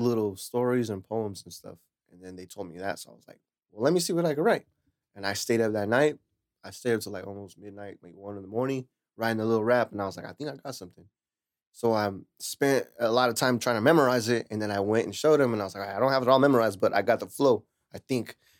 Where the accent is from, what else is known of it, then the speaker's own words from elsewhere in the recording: Lemoore, California, United States; moved away as an adult; also born or lived in Hanford; now in Huron, United States; I'm originally from Lamore. I grew up in Lamore till I was eighteen, and then I moved to here and I live with my mama